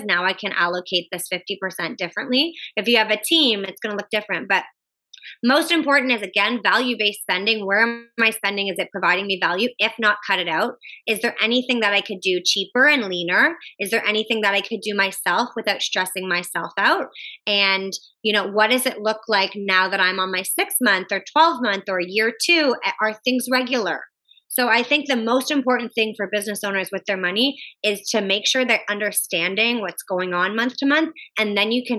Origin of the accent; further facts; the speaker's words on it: Canada; I'm Canadian.